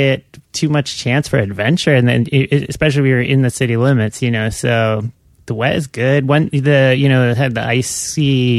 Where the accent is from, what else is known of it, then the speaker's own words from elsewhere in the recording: Minnesota, United States; also born or lived in Santa Fe; now in Portland, United States; I grew up in Minnesota